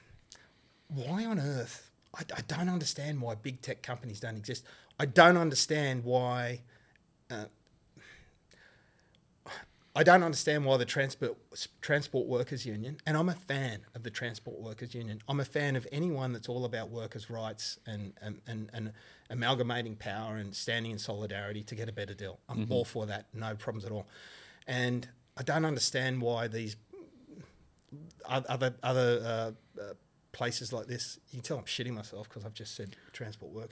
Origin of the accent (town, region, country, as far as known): Australia; born or raised there